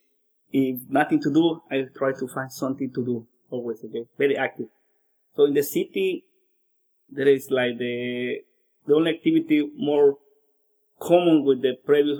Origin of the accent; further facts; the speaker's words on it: Cárdenas, Tabasco, Mexico; English is a second language; moved away as an adult; also born or lived in Mérida, Yucatán, Mexico; now in Xiamen, China; My hometown is called Cárdenas, Tabasco